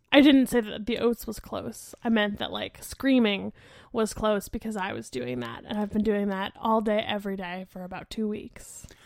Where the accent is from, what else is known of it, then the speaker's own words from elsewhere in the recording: Lehigh Valley, Pennsylvania, United States; So, I grew up in Lehigh Valley, which is, like, maybe a two-hour drive from Philly